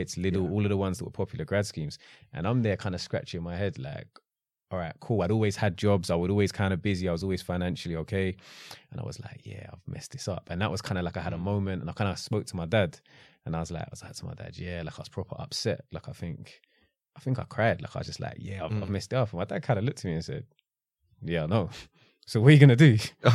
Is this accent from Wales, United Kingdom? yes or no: no; London, United Kingdom; South London.